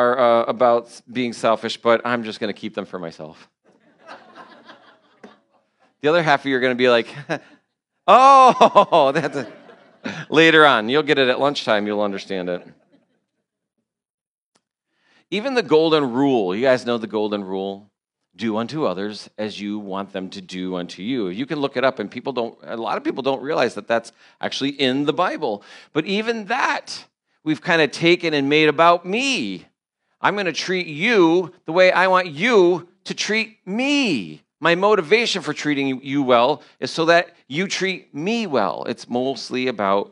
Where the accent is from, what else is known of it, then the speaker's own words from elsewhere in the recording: New York, United States; I'm from New York